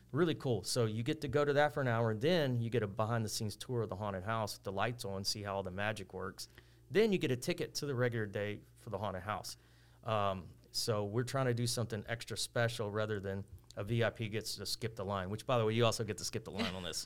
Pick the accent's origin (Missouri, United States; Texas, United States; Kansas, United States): Texas, United States; Texas City; I grew up here. I went to school in Lamarck, but I grew up in West Texas City